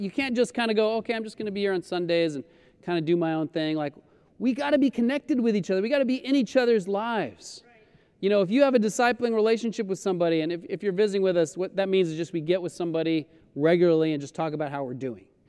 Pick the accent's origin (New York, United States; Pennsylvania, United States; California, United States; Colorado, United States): Colorado, United States; moved away as an adult; also born or lived in Florida; now in Los Angeles, United States; I grew up in Colorado. I, I was born in Florida, but grew up in Colorado since I was seven